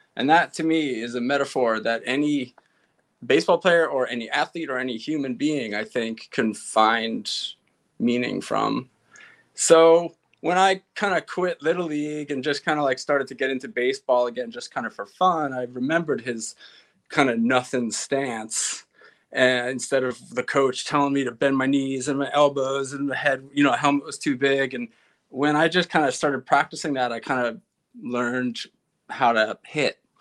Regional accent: East Meadow, New York, United States; I grew up in East Meadow, which bumps up against Uniondale, which is where the Nassau Coliseum is

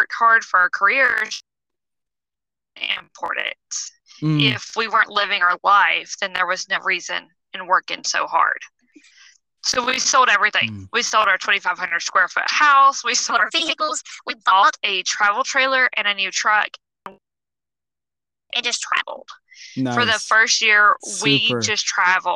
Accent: Georgia, United States; moved away as an adult; now in South Carolina, United States; Originally, we're from Georgia

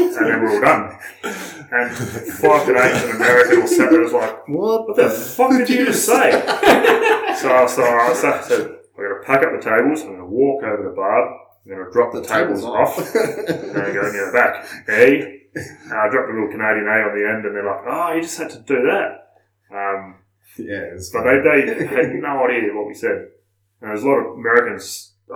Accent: Australia

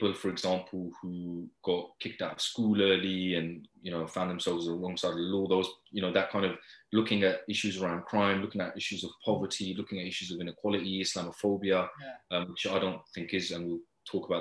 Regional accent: Luton, East of England, United Kingdom; growing up in Luton, where more than 4 in 10 children live in poverty

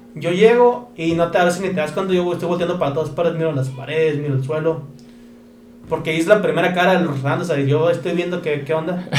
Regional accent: Mexico; aquí como mexicanos

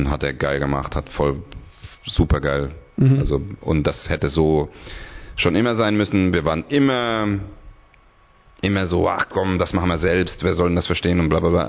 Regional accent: Hungary; German is a second language; vielleicht liegt es auch daran, dass es für mich eigentlich nicht meine Muttersprache ist, weil ich auch un aus Ungarn bin und Deutsch erlernt habe.

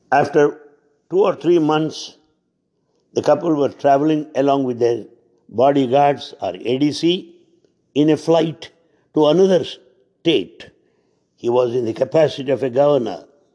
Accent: Guntur, Andhra Pradesh, India; My hometown, Guntur, in Andhra Pradesh

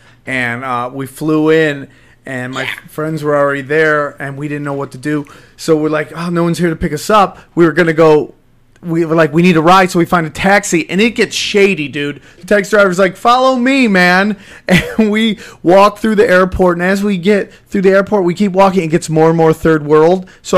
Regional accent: New York, United States; Upstate New York.

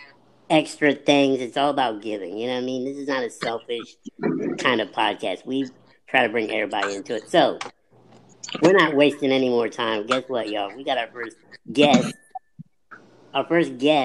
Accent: Illinois, United States; now in Atlanta, United States; I'm from the Midwest, originally from Illinois. Shout out to Paris, Illinois

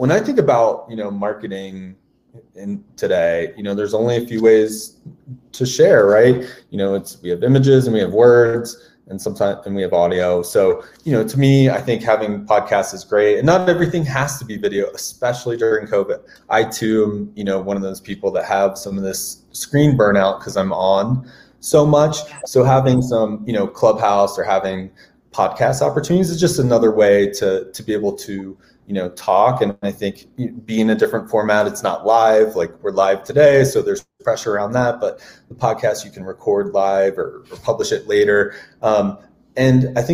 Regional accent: Maryland, United States; I grew up in Maryland

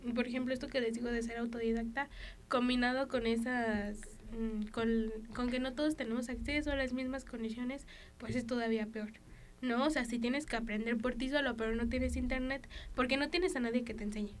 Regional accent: Mexico

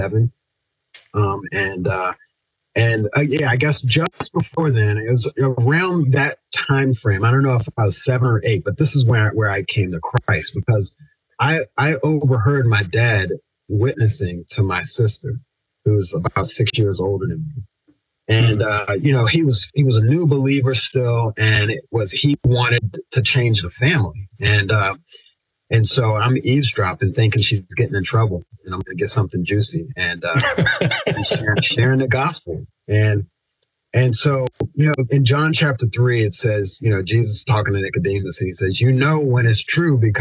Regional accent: Pasadena, Maryland, United States; also born or lived in Annapolis, Maryland; I grew up in Anne Arundel County, Maryland

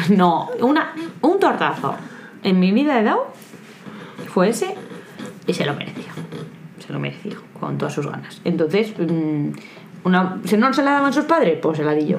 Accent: Aranda de Duero, Castile and León, Spain; en Aranda, de donde yo soy, Aranda de Duero

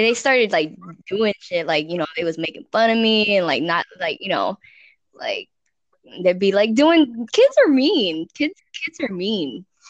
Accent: Colorado, United States; now in Houston, United States; when I first moved to Houston, I was from Colorado. So like, you know, the countryside, Colorado, hippie

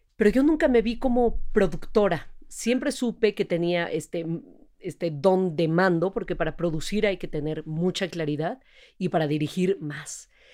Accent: Mexico; Yo nací acá, de papás extranjeros, papá extranjero también, eh, pero soy, tengo doble nacionalidad, pero soy orgullosísimamente

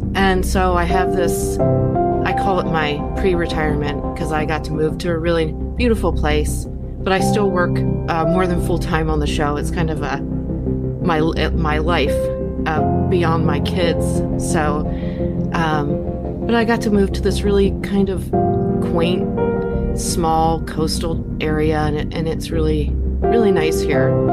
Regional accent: Philadelphia, Pennsylvania, United States; moved away as an adult; now in North Carolina, United States; I grew up in Pennsylvania in the Philadelphia area

